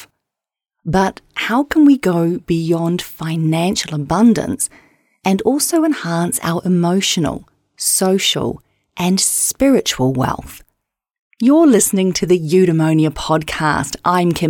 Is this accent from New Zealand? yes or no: yes; New Zealand; I'm a New Zealander